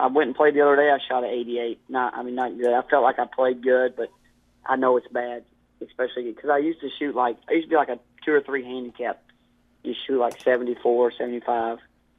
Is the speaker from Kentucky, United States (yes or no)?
yes; Kentucky, United States; I'm from Kentucky. I'm a little country boy.